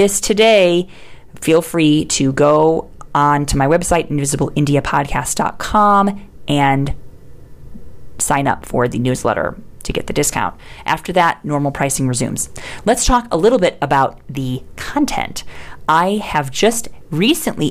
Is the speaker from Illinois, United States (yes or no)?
yes; Chicago, Illinois, United States; moved away as an adult; now in India; I am originally from Chicago